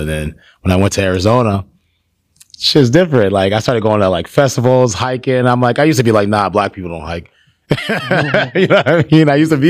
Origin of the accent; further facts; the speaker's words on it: Nigeria; I like Nigerian food too. Cause I'm Nigerian.